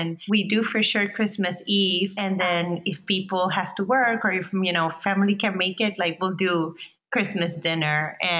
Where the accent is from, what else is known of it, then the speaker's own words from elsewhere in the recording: Venezuela; now in United States; I was born in Venezuela and, you know, I have Middle Eastern descent too